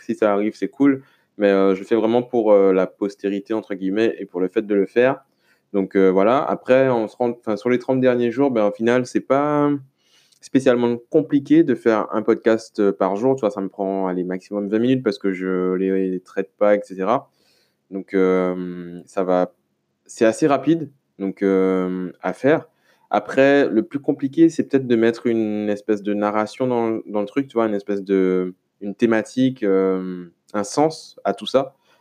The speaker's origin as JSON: {"language": "French", "town": "Le Lamentin", "country": "Martinique", "tie": "born or raised there", "said": "chez moi au Lamentin"}